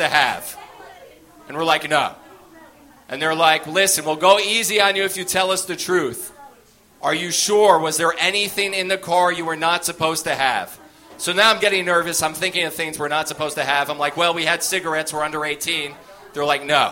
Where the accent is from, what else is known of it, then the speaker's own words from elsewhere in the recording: United States; We live 10 minutes outside New York City